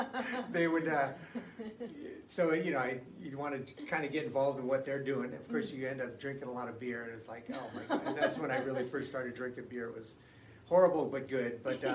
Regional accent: Los Angeles, California, United States; also born or lived in Philippines; I grew up in Southern California, in West Los Angeles.

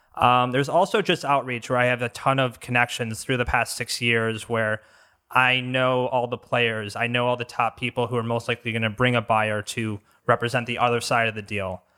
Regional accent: Bloomfield Hills, Michigan, United States; also born or lived in Franklin, Michigan; So I grew up in Bloomfield Hills. Um, end up living in Franklin for the most part.

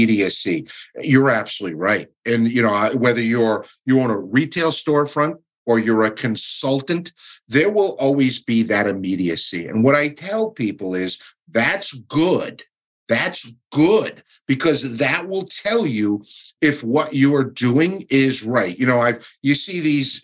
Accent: Stamford, Connecticut, United States; That is actually my hometown. That's where I was born and raised

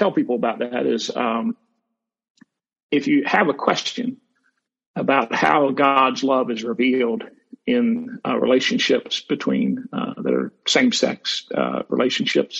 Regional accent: South Carolina, United States; also born or lived in Durham, North Carolina; I grew up in the Southeast in a small town, South Carolina

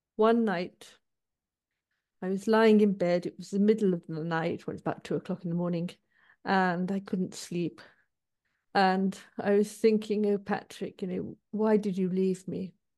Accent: Manchester, North West England, United Kingdom; I was born in Manchester, which is a city in the north of England. And um, as a child, my parents used to go to the local parish church

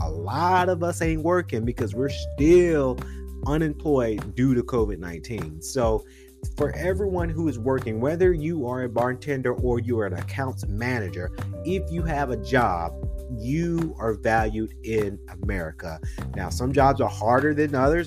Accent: Macon, Georgia, United States; now in Atlanta, United States; Now we are living in Atlanta, and you guys know I'm originally from uh, Macon, Georgia

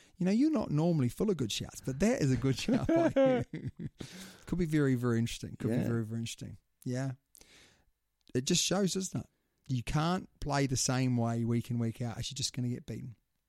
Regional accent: New Zealand; being a New Zealander

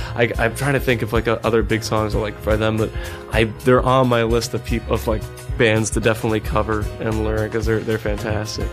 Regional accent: Cape Cod, Massachusetts, United States; moved away as an adult; now in Yonkers, United States; growing up in Cape Cod, Massachusetts

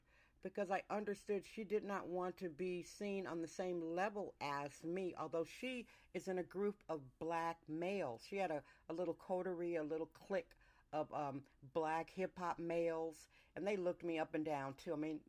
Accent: California, United States; I'm from California.

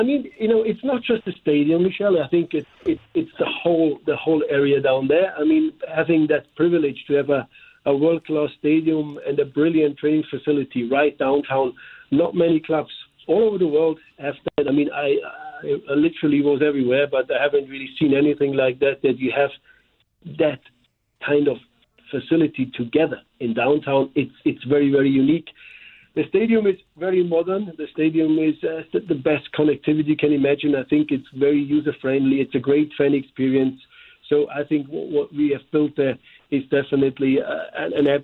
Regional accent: Germany; accent: German; English is a second language; now in St. Louis, United States; here with my German accent.

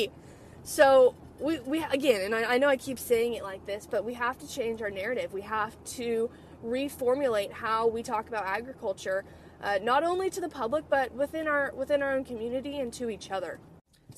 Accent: California, United States; now in Texas, United States; I'm from California and I live in Texas

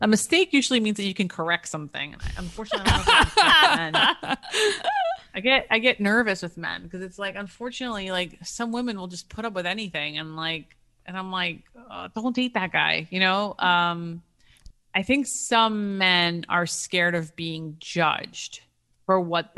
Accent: United States; also born or lived in Athens, Greece

